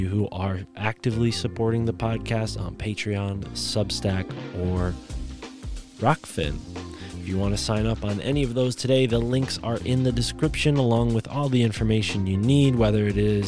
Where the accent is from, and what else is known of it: Connecticut, United States